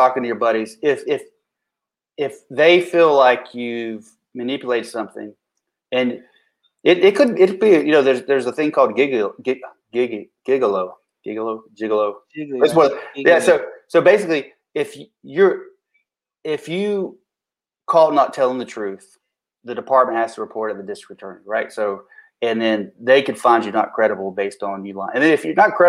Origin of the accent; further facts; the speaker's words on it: McDowell County, North Carolina, United States; accent: mountain; I'm from McDowell County, of course, if you pick up on the mountain accent.